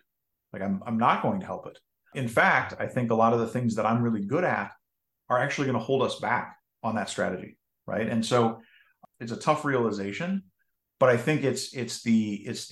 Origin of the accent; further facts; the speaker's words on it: just outside of Minneapolis, Minnesota, United States; I grew up in Minnesota, just outside of Minneapolis